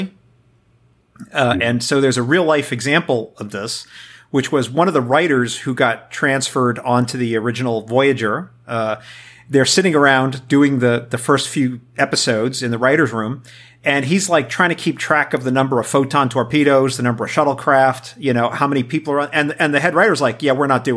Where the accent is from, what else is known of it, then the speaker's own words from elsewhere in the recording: New York City, New York, United States; I grew up in New York City